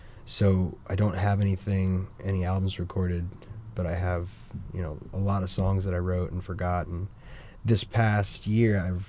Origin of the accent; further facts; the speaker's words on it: New Hampshire, United States; now in Maine, United States; New Hampshire.